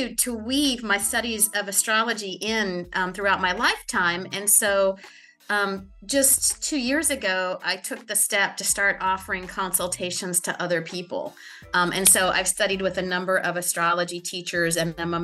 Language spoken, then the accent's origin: English; Perkins, Oklahoma, United States; moved away as an adult; now in New Orleans, United States; I was born in a small town called Perkins, Oklahoma. It's kind of halfway between Oklahoma City and Tulsa. And both sides of my parents' families have been there since the early 1900s. So that's where I was born and I grew up until I went off to college.